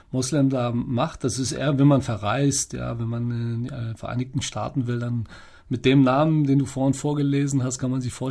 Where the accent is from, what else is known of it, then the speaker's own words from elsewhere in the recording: Kassel, Hesse, Germany; born there; ich bin in Kassel geboren, ähm, jetzt in Marokko leben ist nicht mein primäres Ziel.